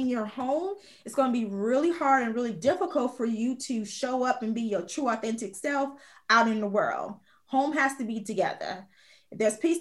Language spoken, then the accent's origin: English; Chicago Heights, Illinois, United States; also born or lived in Minnesota / Georgia / Texas; now in Houston, United States; Born and raised in Chicago Heights, Illinois